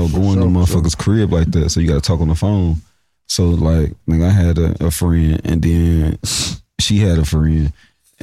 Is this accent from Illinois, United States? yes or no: yes; Chicago, Illinois, United States; moved away; I'm a nigga from Chicago